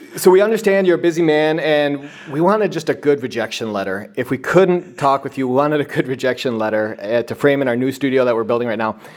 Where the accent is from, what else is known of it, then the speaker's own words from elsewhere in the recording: Wisconsin, United States; accent: nasally; I'm from Wisconsin, a, as you can tell by my nasally accent